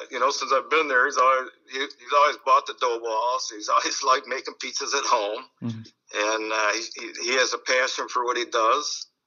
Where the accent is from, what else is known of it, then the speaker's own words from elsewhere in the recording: Detroit, Michigan, United States; moved away as an adult; also born or lived in Clare County, Michigan; now in Lansing, United States; I grew up in Detroit on the East Side, and uh, in the '60s, you know, graduated from high school in '72, mm-hmm. Denby High School, and then um, moved up north